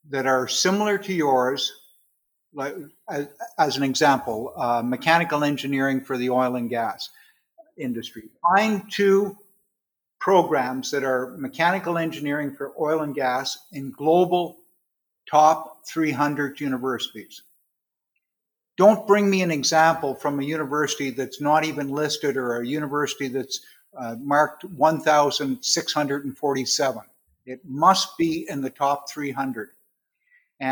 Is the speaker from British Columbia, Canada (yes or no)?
no; Quyon, Quebec, Canada; I was born and raised in a little town called Quill, Quebec, which is in the Ottawa Valley, about across from Iron Prior, Ontario